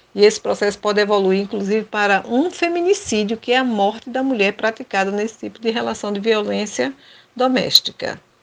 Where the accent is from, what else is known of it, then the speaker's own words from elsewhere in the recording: Rio Formoso, Pernambuco, Brazil; sou natural de Rio Formoso, da usina Cucaú